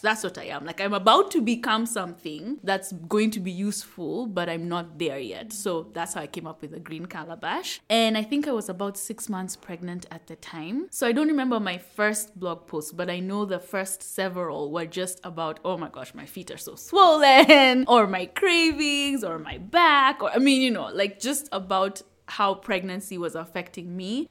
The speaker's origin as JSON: {"language": "English", "region": "Nairobi", "country": "Kenya", "tie": "born or raised there", "said": "I'm from Nairobi, Kenya. So I grew up in a neighborhood in Upper Hill"}